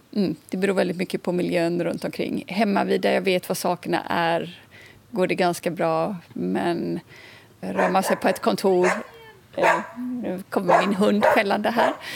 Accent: Kungsbacka, Halland County, Sweden; moved away as an adult; also born or lived in Stockholm; now in Skåne, Sweden; jag kommer från Kungsbacka, strax söder om Göteborg. Och sen har jag bott lite drygt 25 år i Stockholm

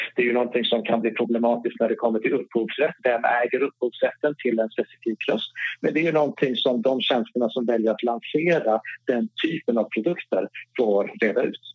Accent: Norrland, Sweden; accent: Norrland R; Jag har norrländska R, jag har inte Stockholms R

